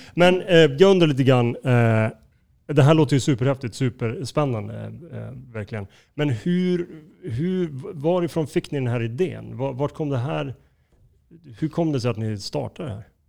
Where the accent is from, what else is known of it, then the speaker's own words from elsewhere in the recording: Skellefteå, Västerbotten County, Sweden; now in Stockholm, Sweden; jag är ju inte född i Stockholm, jag är född i Skellefteå.